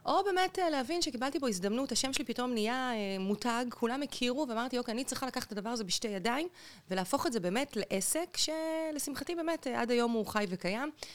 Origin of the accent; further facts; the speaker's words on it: Central District, Israel; also born or lived in Beersheba / Lehavim; אני נולדתי בבאר שבע, אוקיי. אבל בגיל יחסית, כשאני הייתי ככה בסביבות, לא יודעת, שבע כזה, שמונה, המשפחה עברה למרכז הארץ, גרנו שם המון שנים